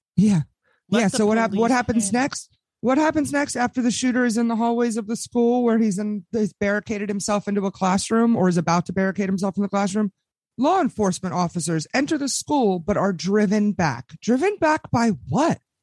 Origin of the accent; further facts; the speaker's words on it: Washington, District of Columbia, United States; I am broadcasting to you people live from the swamp, belly of the beast, born and raised in Washington, D.C.